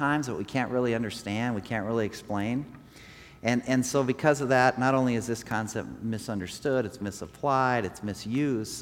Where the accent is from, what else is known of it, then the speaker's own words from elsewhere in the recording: Rapid City, South Dakota, United States; I grew up here in Rapid City